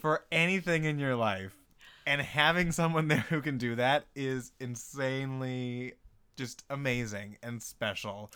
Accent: Kelowna, British Columbia, Canada

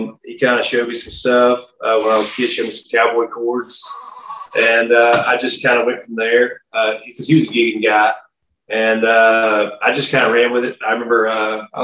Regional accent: Haynesville, Louisiana, United States; also born or lived in Haughton, Louisiana; I'm originally from Haynesville, Louisiana. It's a really small town.

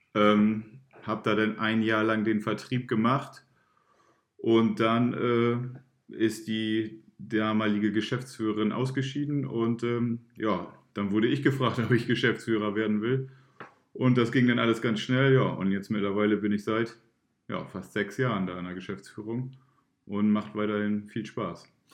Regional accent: Emden, Lower Saxony, Germany; moved away as an adult; also born or lived in Göttingen; now in Oldenburg, Germany; ich bin ja ähm, kein gebürtiger Oldenburger. Ich komme ja aus Emden. Äh, habe da auch mein Abitur gemacht damals

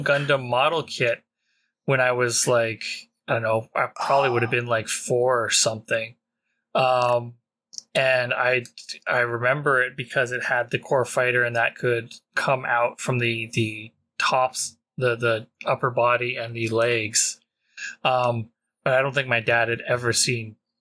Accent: Canada; being Canadian.

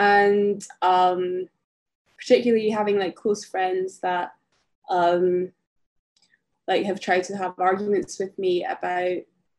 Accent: Philippines; well, I'm Filipina, like, what do you want to say about this, you know?

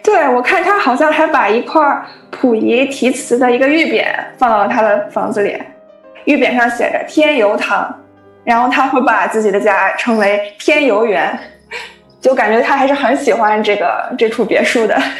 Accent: Qingdao, Shandong, China; moved away; 青岛是我的老家

